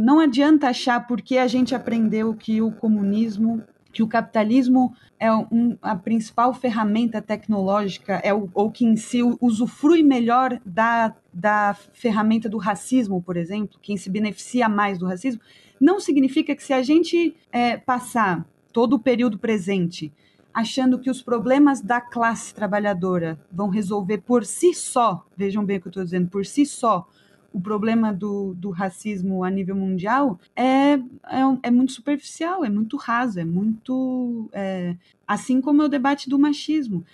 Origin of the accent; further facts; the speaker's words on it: Brazil; eu como brasileira e me colocando como latino-americana